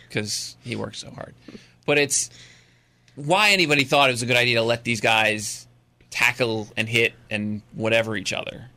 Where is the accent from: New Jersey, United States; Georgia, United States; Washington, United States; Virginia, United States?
New Jersey, United States; moved away; I grew up in Jersey